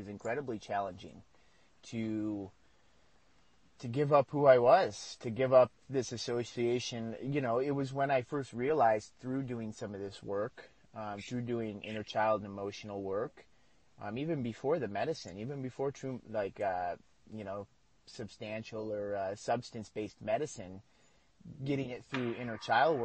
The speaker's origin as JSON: {"language": "English", "country": "United States", "moved": "as an adult", "lives_now": "Mexico", "said": "I'm an American"}